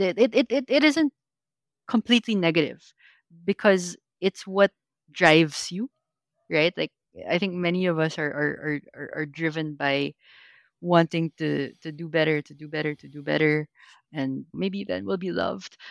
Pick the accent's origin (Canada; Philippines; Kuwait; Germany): Philippines; Filipino growing up in the Philippines.